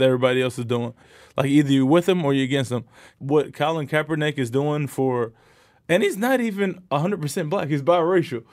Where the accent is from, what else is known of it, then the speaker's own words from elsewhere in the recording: New York, United States; moved away as an adult; now in Canada; I grew up in New York